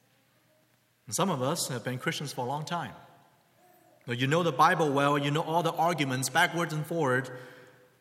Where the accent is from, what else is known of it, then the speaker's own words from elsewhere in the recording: China; now in United States; I had a Chinese name growing up in China